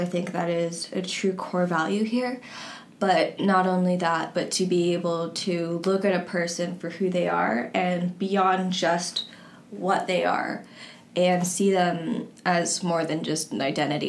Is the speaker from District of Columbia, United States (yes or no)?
yes; Washington, District of Columbia, United States; I'm from Washington, D.C.